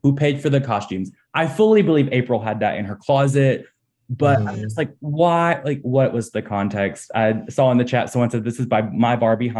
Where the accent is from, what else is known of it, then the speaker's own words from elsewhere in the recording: Alabama, United States; I'm from Alabama.